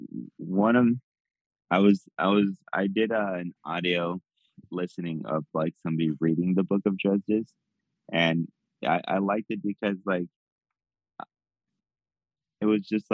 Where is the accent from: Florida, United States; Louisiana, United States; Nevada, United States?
Nevada, United States; Las Vegas; growing up in Vegas